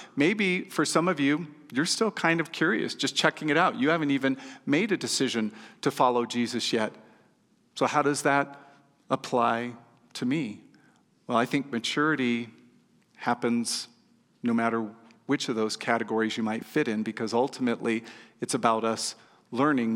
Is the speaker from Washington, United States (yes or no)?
no; California, United States; moved away as an adult; now in Nevada, United States; I was from California